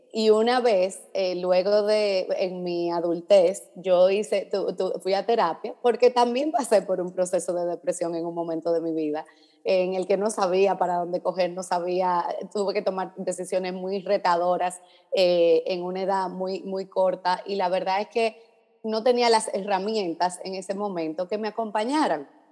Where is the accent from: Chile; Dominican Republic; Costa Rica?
Dominican Republic; now in Miami, United States; yo soy dominicana